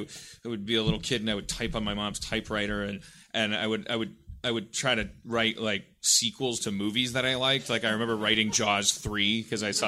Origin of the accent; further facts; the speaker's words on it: Milwaukee, Wisconsin, United States; I was born and raised in Milwaukee, Wisconsin.